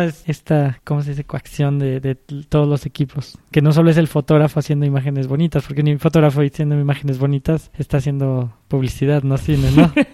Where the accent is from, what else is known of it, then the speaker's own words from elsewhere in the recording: Mexico; aquí también en México estamos acostumbrados un poco a trabajar como los gringos